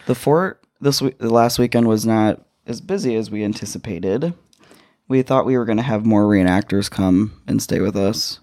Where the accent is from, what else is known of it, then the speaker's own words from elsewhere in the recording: United States; As an American or as a citizen of this country